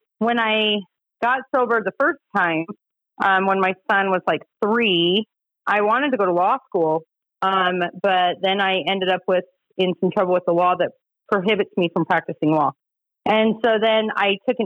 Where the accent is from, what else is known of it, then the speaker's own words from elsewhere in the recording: Utah, United States; also born or lived in Bear Lake, Idaho / Magna, Utah / Holladay, Utah; I did grow up in Utah. I was born up in Bear Lake, Idaho, but I've lived in Utah since I was 3. And I grew up out in Magna until I was about 12. And then the rest of my years, I grew up in Holiday.